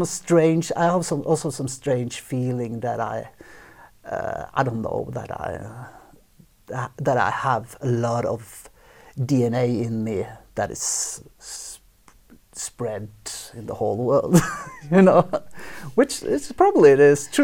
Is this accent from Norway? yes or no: yes; Oslo, Norway; I was born in Oslo, so a little bit outside Oslo. So definitely, this is home.